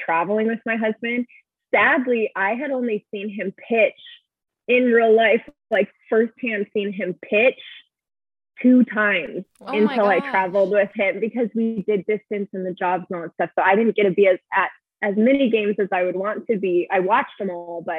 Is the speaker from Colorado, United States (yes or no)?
no; Arizona, United States; moved away as an adult; I was born and raised in Arizona and I have a great friend group there